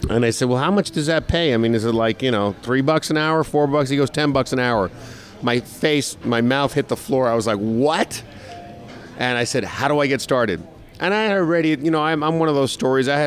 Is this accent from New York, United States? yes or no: yes; New York, United States; moved away as an adult; now in Orlando, United States; I'm from New York, and I came down here